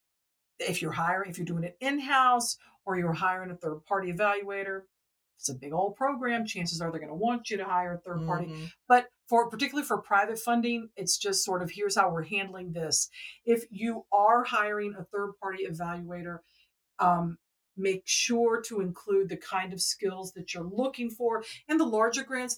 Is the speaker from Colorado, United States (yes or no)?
no; Atlanta, Georgia, United States; I am from Atlanta